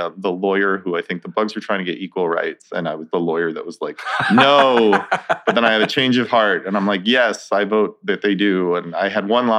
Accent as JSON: {"language": "English", "town": "Centennial", "region": "Colorado", "country": "United States", "tie": "born or raised there", "said": "I grew up in, it was considered unincorporated Arapahoe County at the time. Now it's Centennial, Colorado. It's about a half hour east of Denver."}